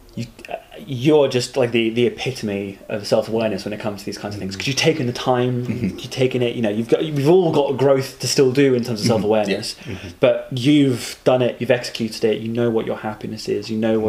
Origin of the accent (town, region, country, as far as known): United Kingdom